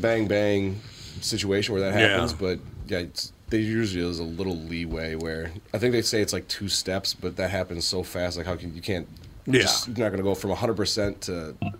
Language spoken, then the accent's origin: English; Wisconsin, United States; I grew up in Wisconsin